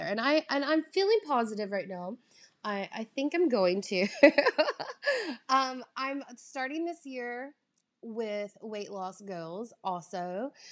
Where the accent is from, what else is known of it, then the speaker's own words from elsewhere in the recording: the South, United States; accent: drawl; moved away; I'm from the South. Like, I grew up eating very calorie-heavy foods